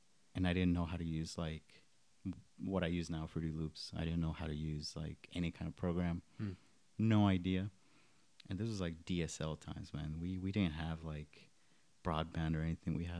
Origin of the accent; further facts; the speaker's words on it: DFW area, Texas, United States; also born or lived in Iguala, Guerrero, Mexico; Came here when I was 6 in 1998. Been here since then